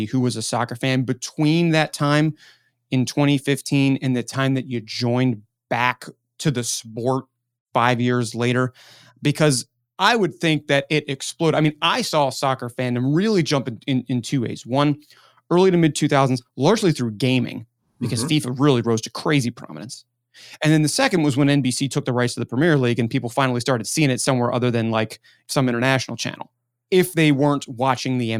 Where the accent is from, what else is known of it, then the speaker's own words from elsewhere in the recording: Baltimore, Maryland, United States; now in Pittsburgh, United States; I grew up in Baltimore